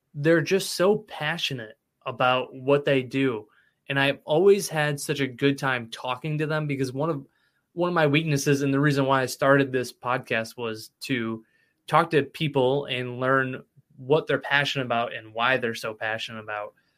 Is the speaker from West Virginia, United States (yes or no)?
no; Cicero, New York, United States; I grew up in Cicero, so like Spira's was was prime choice when I was younger